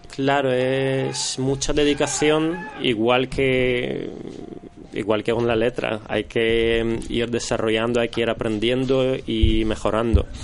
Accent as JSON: {"language": "Spanish", "country": "Russia", "moved": "yes", "lives_now": "Spain", "said": "yo soy em, de origen rusa. Eh, llevo en España ya los últimos casi 15 años"}